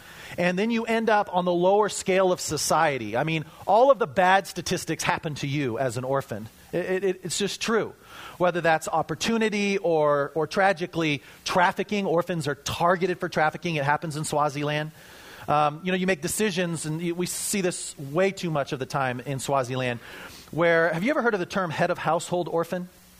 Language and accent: English; Colorado, United States; I'm from Colorado, so we've got, you know, the Tree Hugger Bible there.